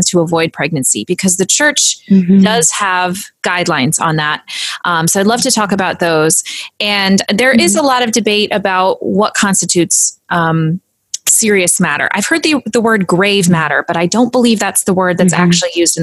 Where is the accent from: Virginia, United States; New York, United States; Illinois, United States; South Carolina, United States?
Virginia, United States; Arlington Diocese; I come from the Arlington Diocese. There's a lot of big families. I grew up being exposed to a lot of big families.